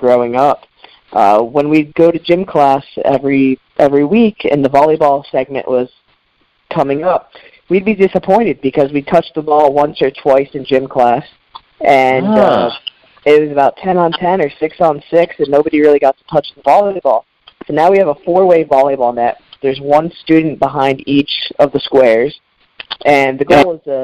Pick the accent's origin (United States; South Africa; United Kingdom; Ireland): United States; Connecticut; now in Miami, United States; I'm from Connecticut, yep, born and raised.